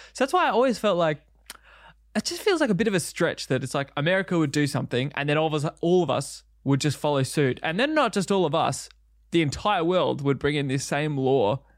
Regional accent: Country Victoria, Australia; growing up, uh, Country Victoria

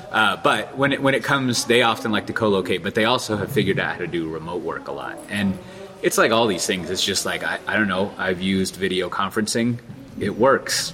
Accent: Austin, Texas, United States; my hometown of Austin, Texas

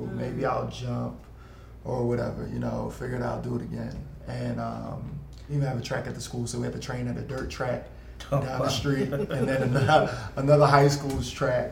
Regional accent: Sicklerville, New Jersey, United States; also born or lived in Philadelphia, Pennsylvania; now in Portland, United States; I'm originally from Philly. My family moved to Sicklyville, New Jersey when I was younger.

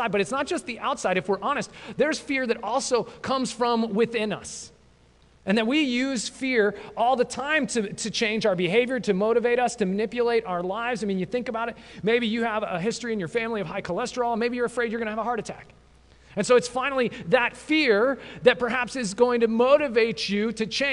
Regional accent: mountains west of Denver, Colorado, United States; I grew up in Colorado, actually just into the mountains west of Denver

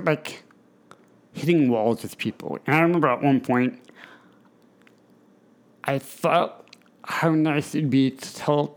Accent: Indiana, United States; moved away as an adult; now in Harrisburg, United States; I'd come back to Indiana

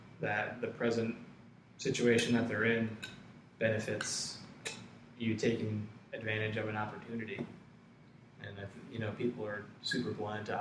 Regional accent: Ewing, New Jersey, United States; I grew up in Ewing, which is next door to Princeton

